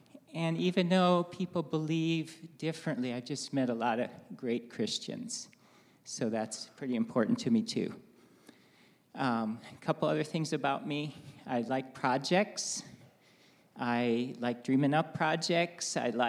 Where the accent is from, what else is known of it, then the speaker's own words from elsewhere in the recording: Costa Rica; also born or lived in Navajo Nation, United States; Spent time growing up in Costa Rica, my wife in Japan a little bit, and we spent 10 years on the Navajo Nation raising our kids there.